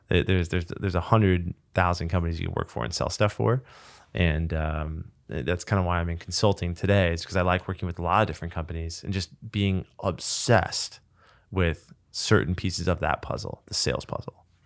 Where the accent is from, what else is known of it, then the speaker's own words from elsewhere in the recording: Manhattan Beach, California, United States; the Christmas tree lot in high school was in the middle of Manhattan Beach, which was basically my hometown